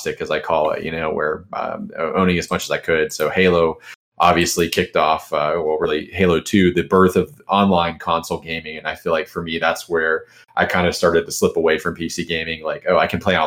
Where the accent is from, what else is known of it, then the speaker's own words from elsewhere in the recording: Charleston, South Carolina, United States; now in Jacksonville, United States; from South Carolina, where I grew up in Charleston